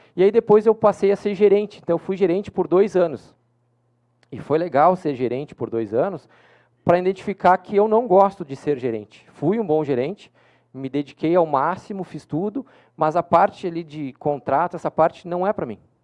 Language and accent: Portuguese; Porto Alegre, Rio Grande do Sul, Brazil; eu que sou de Porto Alegre